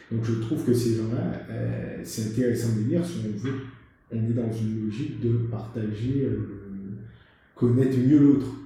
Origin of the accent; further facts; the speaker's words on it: Guadeloupe; moved away; also born or lived in Haiti; Moi, j'ai grandi mes premières années en Haïti, ensuite j'ai grandi en Guadeloupe.